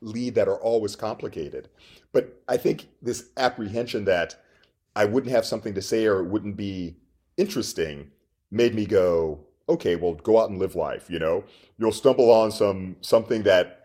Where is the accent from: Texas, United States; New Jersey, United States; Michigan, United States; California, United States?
Texas, United States; moved away as an adult; also born or lived in Minnesota / France / Richmond, Virginia; I'm from Texas. I'm actually in Austin right now. So I grew up not just playing football, but also in this very football culture